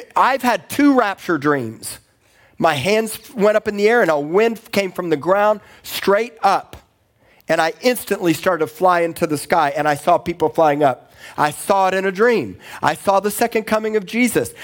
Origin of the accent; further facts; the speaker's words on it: Miami, Florida, United States; moved away as an adult; also born or lived in Tulsa, Oklahoma / Corpus Christi, Texas; I grew up in Miami